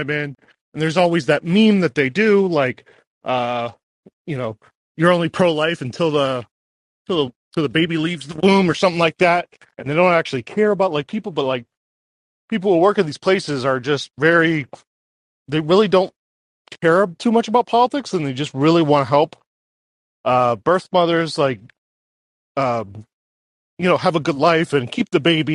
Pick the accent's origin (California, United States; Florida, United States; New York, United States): Florida, United States; Miami; now in Grand Rapids, United States; Moving back to Florida. I'm from Miami.